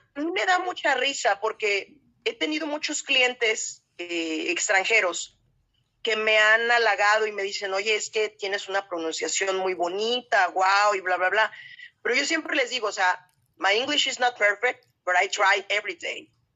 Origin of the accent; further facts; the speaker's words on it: Guadalajara, Jalisco, Mexico; las dos somos tapatías